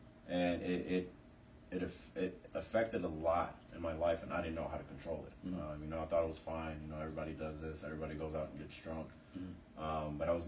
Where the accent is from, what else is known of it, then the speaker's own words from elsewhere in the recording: San Diego, California, United States; I was born in San Diego, California in 88.